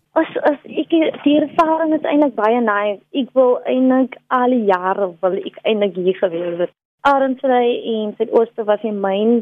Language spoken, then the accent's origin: Afrikaans; Delft, Western Cape, South Africa; ek het basies in Delft opgegroei.